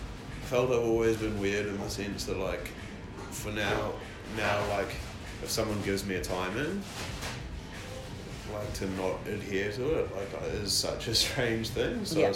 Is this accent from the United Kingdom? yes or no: no; New Zealand; Like, I'm a Kiwi